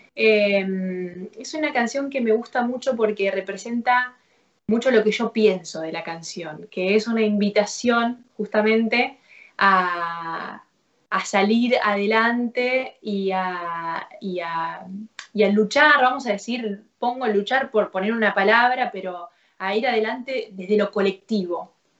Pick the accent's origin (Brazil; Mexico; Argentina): Argentina; Rafaela, Santa Fe; moved away as an adult; also born or lived in Córdoba, Argentina / Rosario, Argentina; now in Buenos Aires, Argentina; viviendo en, en, mi ciudad natal, en Rafaela, a los 14 años empecé a tomar clases